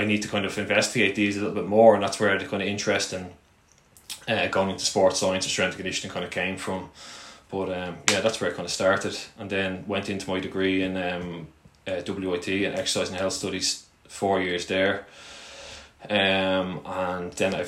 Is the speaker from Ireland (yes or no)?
yes; Ireland; like any young lad in Ireland, it's kind of like the GAA and soccer type background.